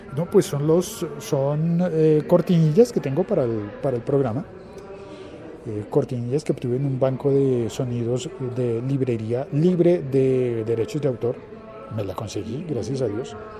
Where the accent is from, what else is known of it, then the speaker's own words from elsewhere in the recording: Colombia; En mi país, en Colombia